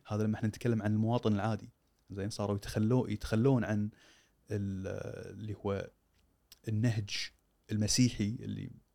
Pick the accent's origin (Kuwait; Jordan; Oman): Kuwait